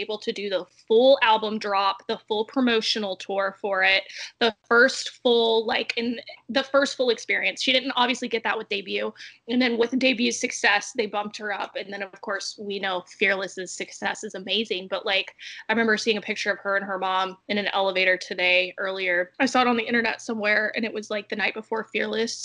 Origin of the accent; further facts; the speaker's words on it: South Carolina, United States; we're from South Carolina. Like, South Kakalaki.